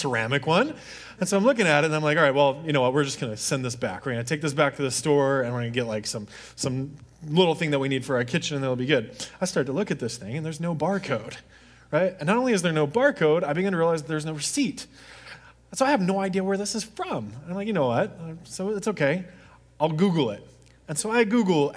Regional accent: Deep South, United States; I grew up in the Deep South where hunting is a really, really big thing.

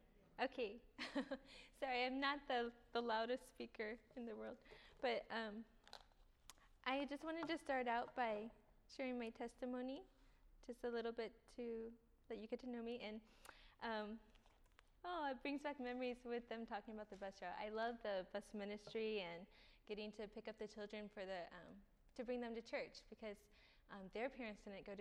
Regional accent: Lancaster, California, United States; also born or lived in Texas; And so we lived in Texas. And well, I was born in Lancaster, California. Then we moved to Texas. Then we moved back to California in third grade.

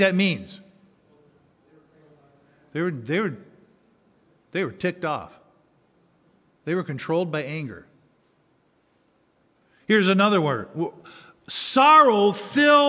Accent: Baraga County, Upper Peninsula, Michigan, United States; I grew up in the Upper Peninsula. I grew up literally on an Indian reservation. All of Baraga County that I grew up in was an Indian reservation

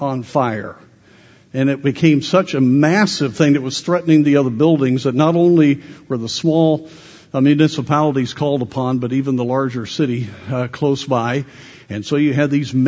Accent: Colorado, United States; I grew up in Colorado

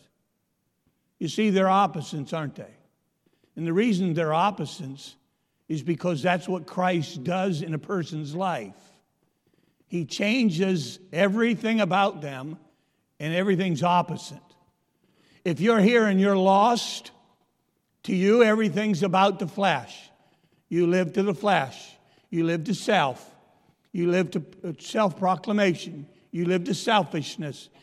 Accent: Pennsylvania, United States; moved away; I'm from Pennsylvania

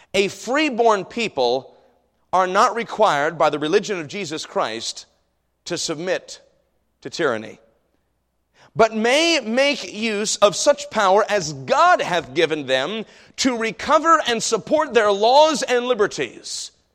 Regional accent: United States; as an American

